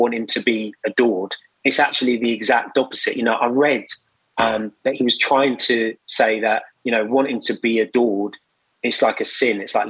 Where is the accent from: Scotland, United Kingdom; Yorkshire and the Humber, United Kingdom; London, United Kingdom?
London, United Kingdom; I grew up in West London